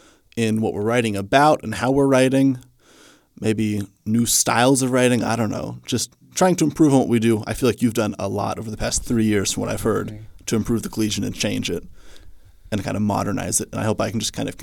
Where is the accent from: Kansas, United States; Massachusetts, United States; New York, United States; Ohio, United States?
Kansas, United States; Hutchinson; I'm from Hutchinson, Kansas. It's a town about 40 minutes away from here, nice and close.